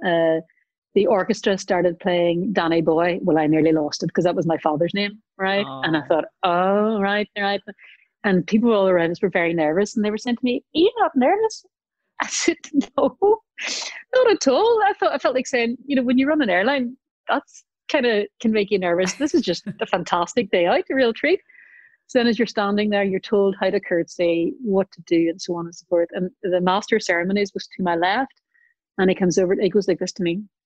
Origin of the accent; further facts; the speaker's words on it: Northern Ireland, United Kingdom; growing up in Northern Ireland